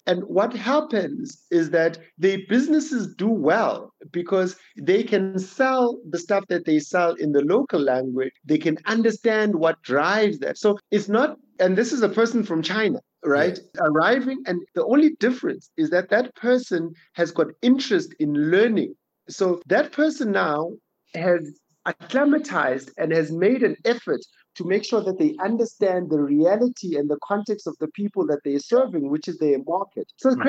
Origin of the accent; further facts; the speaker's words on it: Bryanston, Gauteng, South Africa; I'm a guy, I grew up in Bryanston, I live around Bryanston, I went to school up the road.